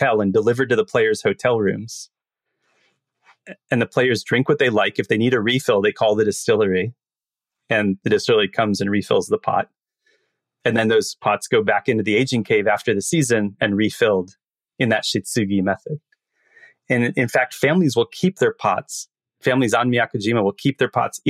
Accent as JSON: {"language": "English", "country": "United States", "said": "as an American"}